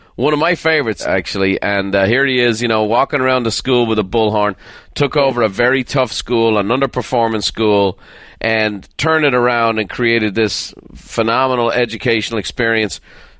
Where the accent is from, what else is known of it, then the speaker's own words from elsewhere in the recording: Ireland; I'm an Irishman. I'm from a little town.